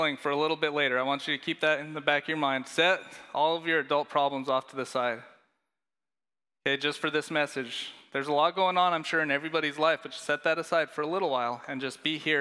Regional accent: Leadville, Colorado, United States; I grew up in Colorado in a little town called Leadville

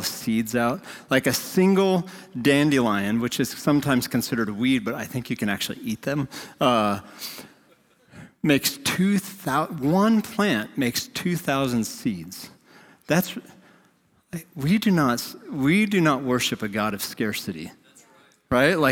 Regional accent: North Dakota, United States; moved away; I grew up in North Dakota

